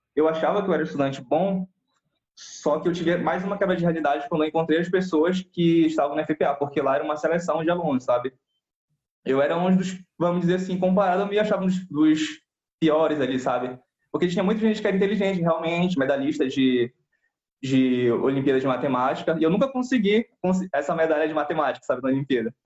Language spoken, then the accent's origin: Portuguese; Belém, Pará, Brazil; eu sou de Belém do Pará, aqui no norte do país, do Brasil